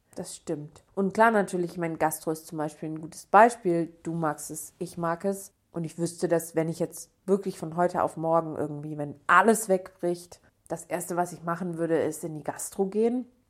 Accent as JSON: {"language": "German", "town": "Bochum", "region": "North Rhine-Westphalia", "country": "Germany", "said": "ich bin ja aus Bochum, also ganz bei mir um die Ecke sozusagen"}